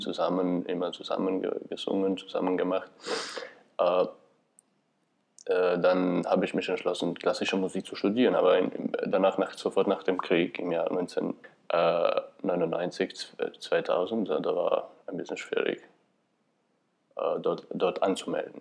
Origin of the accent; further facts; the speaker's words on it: Kosovo; German is a second language; moved away as an adult; now in Vienna, Austria; komme aus dem Kosovo, bin 1984 geboren. In Wien bin ich schon seit äh, 2005.